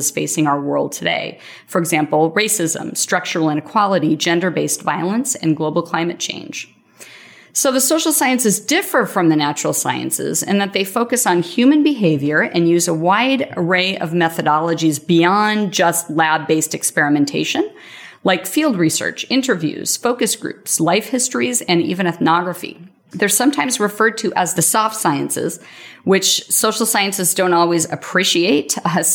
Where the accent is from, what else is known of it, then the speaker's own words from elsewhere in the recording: Yakima, Washington, United States; moved away; I'm from Yakima, a small town in eastern Washington state